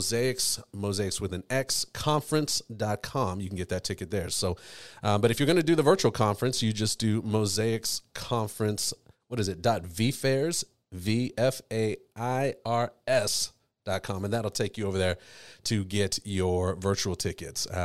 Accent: Texas, United States; I grew up in Texas and fishing was huge

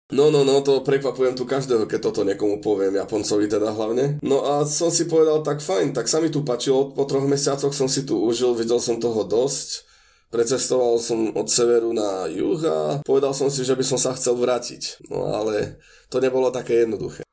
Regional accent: eastern Slovakia, Slovakia; moved away as an adult; now in Japan; odkiaľ ja pochádzam z východu Slovenska

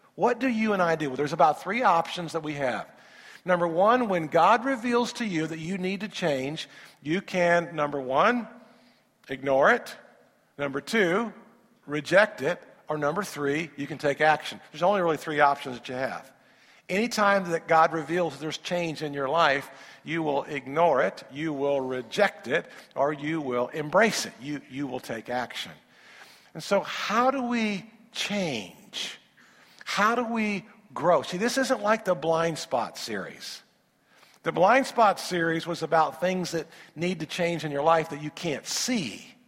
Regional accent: Indiana, United States; I'm from Indiana

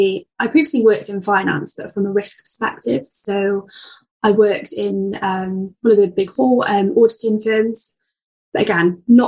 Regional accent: Cardiff, Wales, United Kingdom; my hometown in Cardiff

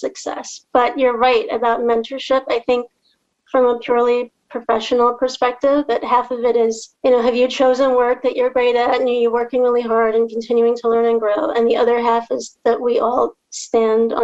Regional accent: Trinidad & Tobago; moved away; I'm from Trinidad and Tobago.

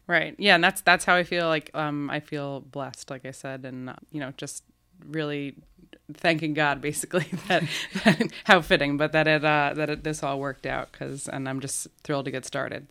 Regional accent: Albany, New York, United States; I'm from Albany. I grew up. I grew up here. Grew up going to Catholic school here

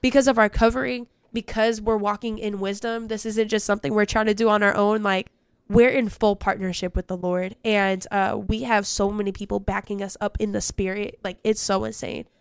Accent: California, United States; I'm from Cali

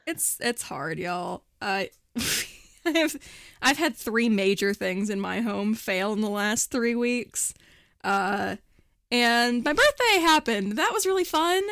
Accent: Morgantown, West Virginia, United States; Morgantown is finally, my hometown is having its first annual gay pride

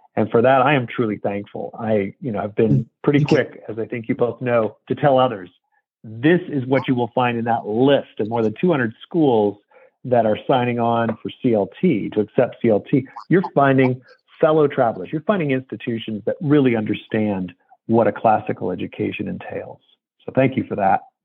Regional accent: United States; as the American uh, that I am

